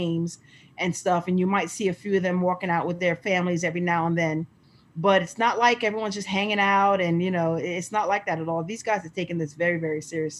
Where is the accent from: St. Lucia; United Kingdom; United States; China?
St. Lucia; we're from the Caribbean. We're from St. Lucia